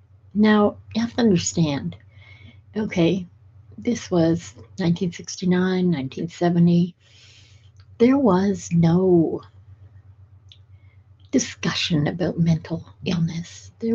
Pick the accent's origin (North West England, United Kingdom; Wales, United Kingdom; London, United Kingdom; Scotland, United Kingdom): Scotland, United Kingdom; Edinburgh; born there; Now, add to that the fact that I'm of Scottish heritage. I was born in Edinburgh. And in Scotland, we tend to be tough. We tend to be hardier.